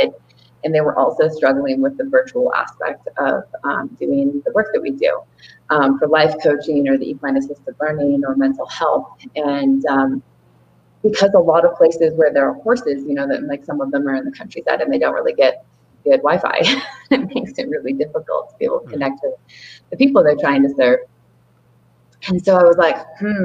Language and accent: English; Olympia, Washington, United States; moved away; also born or lived in Seattle, Washington; I'm originally from Olympia in Seattle, Washington